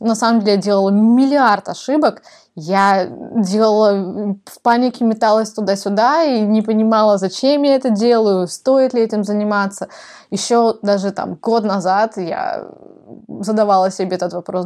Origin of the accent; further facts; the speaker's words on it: Novosibirsk, Novosibirsk Oblast, Russia; moved away as an adult; also born or lived in Kazakhstan / Moscow / Sydney / Melbourne; я родилась в Казахстане, а, выросла в Новосибирске, там я закончила школу